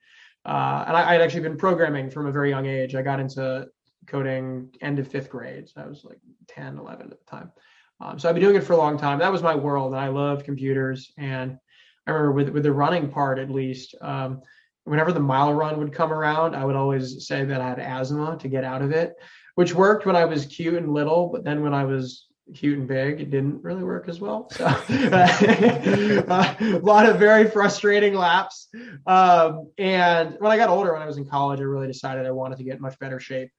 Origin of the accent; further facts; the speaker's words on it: Connecticut, United States; moved away as an adult; now in Austin, United States; I grew up in Connecticut. So I came down to Austin to work in video game development